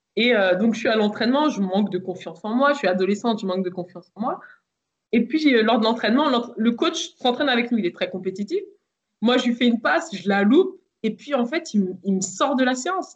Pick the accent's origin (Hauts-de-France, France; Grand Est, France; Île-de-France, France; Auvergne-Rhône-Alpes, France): Île-de-France, France; Versailles; also born or lived in Le Chesnay; je suis né au Chennai, mais j'ai grandi dans le parc du château de Versailles